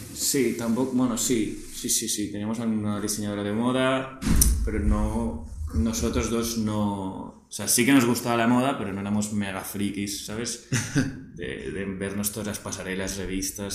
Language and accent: Spanish; Barcelona, Catalonia, Spain; 24 eh, años de Barcelona de toda la vida